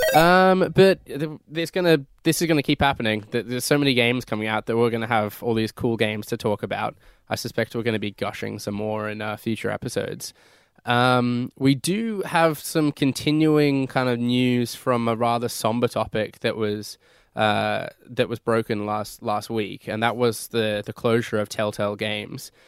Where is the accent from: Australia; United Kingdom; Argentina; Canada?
United Kingdom; moved away; my home country of the U K